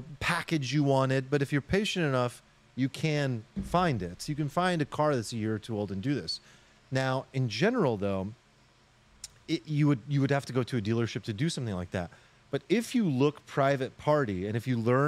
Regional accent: Sacramento, California, United States; growing up in Sacramento, it's just a different life

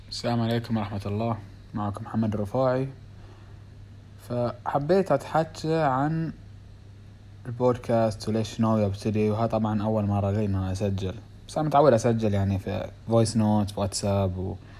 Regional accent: Bahrain; accent: Bahraini; اسوي بالبحريني لان لهجتنا شوي مو بكل من يعرف اللهجه الخليجيه بيعرفونها

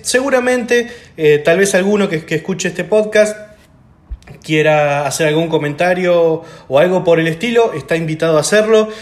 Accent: Argentina; como el nuestro, por ejemplo, como Argentina

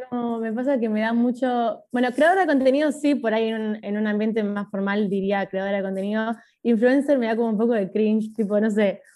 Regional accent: Buenos Aires, Argentina; also born or lived in Tres de Febrero, Buenos Aires Province / Oxford, England; Yo nací en Capital, pero vivo en el conurbano, tipo al lado de Capital igual. ¿En, pero, ¿en dónde? En el partido 3 de febrero, tipo zona oeste. Bien. Eh, pero nací en Devoto, o sea, casi ahí nomás.

